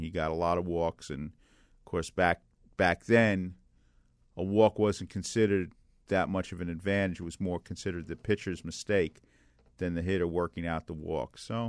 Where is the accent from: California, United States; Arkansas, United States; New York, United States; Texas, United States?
New York, United States; New York City; when I was growing up in Brooklyn back in the early 60s